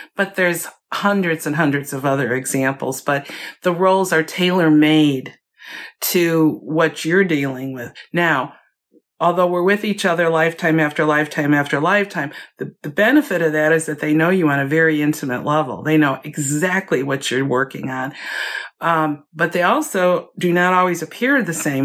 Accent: Chicago, Illinois, United States; moved away; also born or lived in Virginia; I was born and raised in Chicago

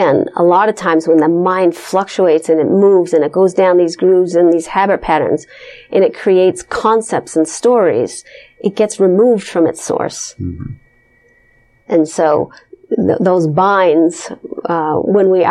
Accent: Los Angeles, California, United States; now I come from Los Angeles, which has a huge yoga community

